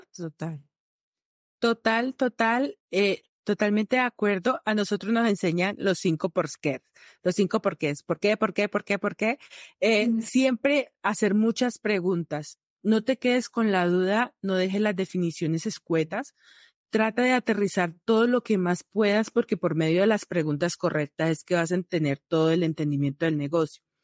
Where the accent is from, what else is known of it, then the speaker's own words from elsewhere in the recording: Valle del Cauca, Colombia; moved away; also born or lived in Bucaramanga, Colombia; yo soy valle vallecaucana